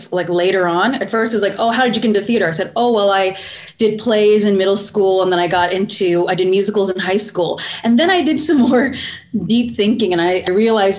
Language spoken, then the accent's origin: English; central Pennsylvania, United States; I grew up in central Pennsylvania, very suburban